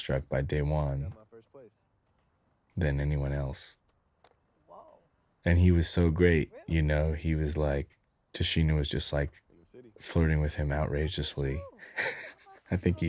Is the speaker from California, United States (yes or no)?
yes; San Francisco, California, United States; growing up in San Francisco